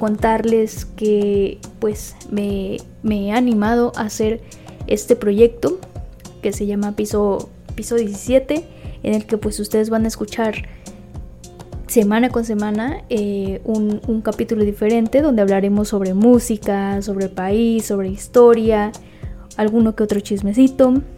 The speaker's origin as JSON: {"language": "Spanish", "region": "Veracruz", "country": "Mexico", "said": "soy del estado de Veracruz, de acá de México"}